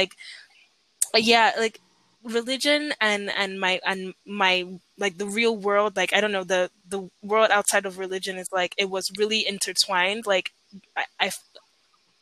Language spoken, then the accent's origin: English; Nigeria; when I was growing up in Nigeria